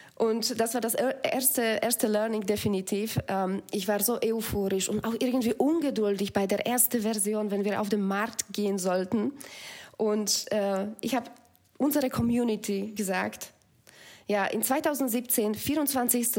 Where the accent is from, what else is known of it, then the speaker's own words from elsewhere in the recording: Slovakia; German is a second language; moved away as an adult; also born or lived in Belgium; now in Germany; Ich bin mit Tieren auch auf Bauernhof aufgewachsen in der Slowakei